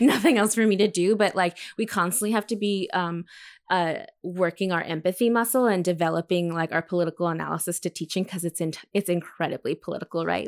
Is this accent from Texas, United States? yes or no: yes; El Paso, Texas, United States; my hometown of El Paso, Texas